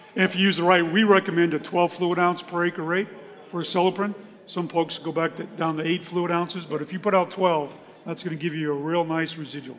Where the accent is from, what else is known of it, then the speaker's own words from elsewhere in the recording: Raleigh, North Carolina, United States; I'm from Raleigh, North Carolina